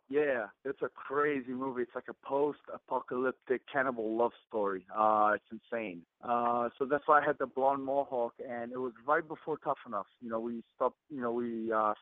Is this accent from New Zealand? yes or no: yes; New Zealand; moved away as an adult; now in Los Angeles, United States; growing up in New Zealand.